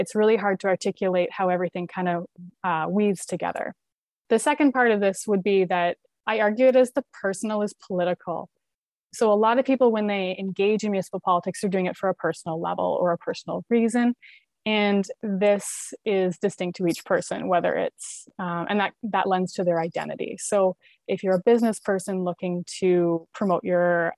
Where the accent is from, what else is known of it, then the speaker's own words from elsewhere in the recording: Ontario, Canada; born and raised in Ontario